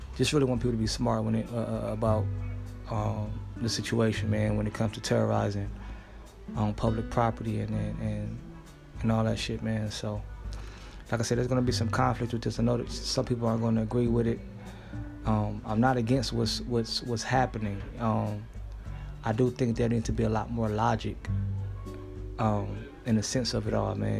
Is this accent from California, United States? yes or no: yes; Los Angeles, California, United States; back in Los Angeles, my hometown